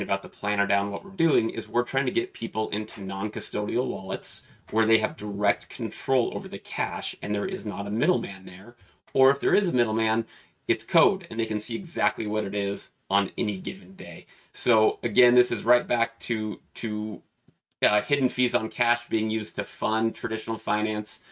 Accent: Pacific Northwest, United States; I'm from the Pacific Northwest

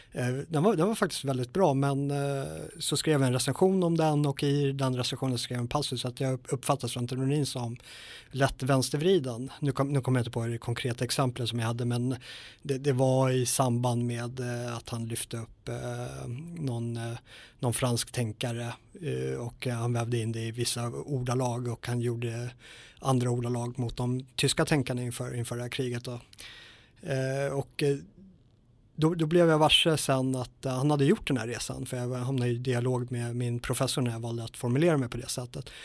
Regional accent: Sweden; svenskar är ju extrema i, eh, i det här området att lita på våra myndigheter. Vi är väldigt auktoritetstrogna

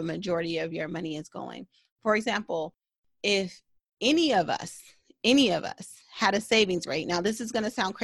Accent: United States; a Black woman growing up in America

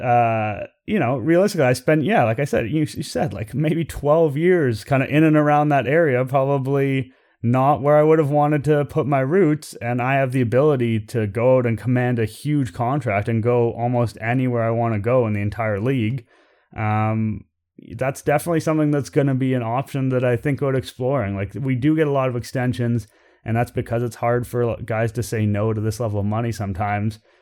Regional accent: Toronto, Ontario, Canada; I'm born and raised in Toronto. I've lived here for all but four years of my life

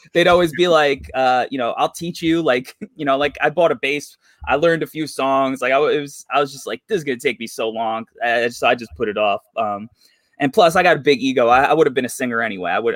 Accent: New York, United States; I'm from New York

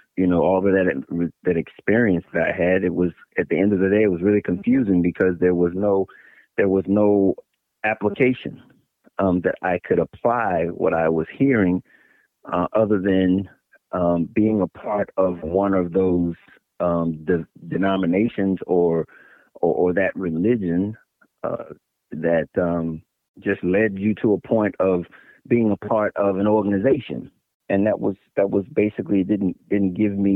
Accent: Maryland, United States; also born or lived in Virginia; I was born in Virginia, and I was raised in Maryland.

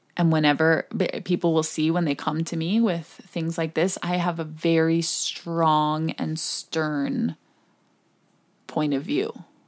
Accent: Hong Kong; moved away; growing up in Hong Kong

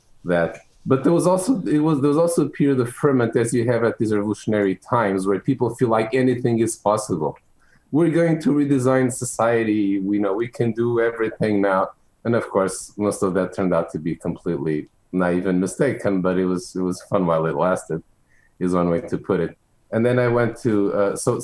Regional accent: Lisbon, Portugal; English is a second language; moved away as an adult; also born or lived in London; now in United States; I grew up in Lisbon, in Portugal. Except for a couple of years that I spent in London as a teenager

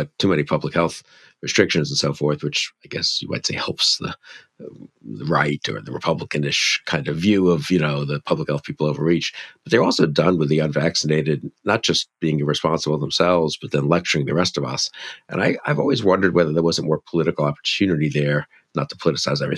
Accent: New York, United States; Being Jewish, growing up in New York, where there were many Holocaust survivors

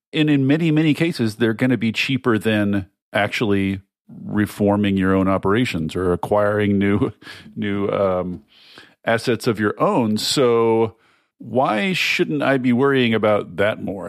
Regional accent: Washington, United States; my home state of Washington

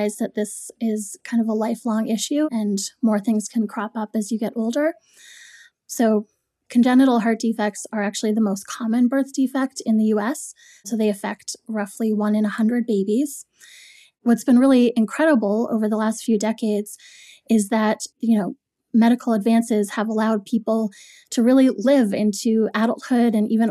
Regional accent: Toronto, Ontario, Canada; now in New York, United States; I grew up in Toronto, Canada. I moved to New York.

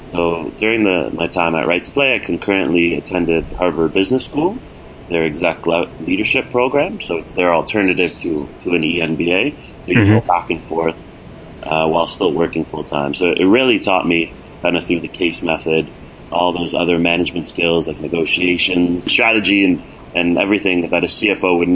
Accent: Toronto, Ontario, Canada; I'm originally from Toronto, and then I attended University of Toronto

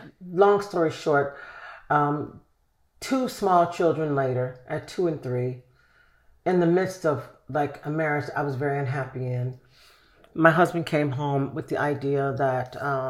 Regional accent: Chicago, Illinois, United States; Chicago, south side of Chicago.

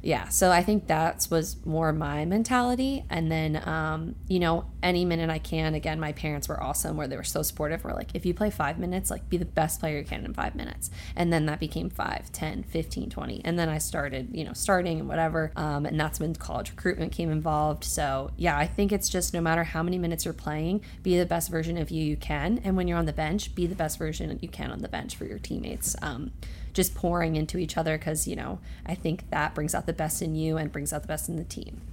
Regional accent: Roxbury, New Jersey, United States; very happy to have lived there and grown up there

